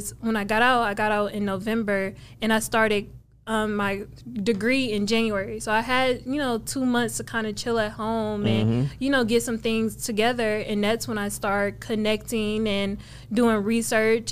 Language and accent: English; Cleveland, Ohio, United States; moved away as an adult; also born or lived in California; now in Dallas, United States; I'm from Cleveland, Ohio, born and raised. I lived there up until the age of 18